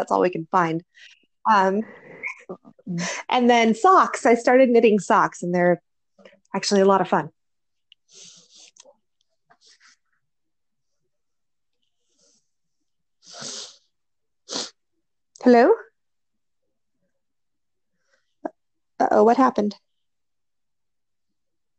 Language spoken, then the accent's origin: English; California, United States; now in Iowa, United States; I grew up in California and moved to Iowa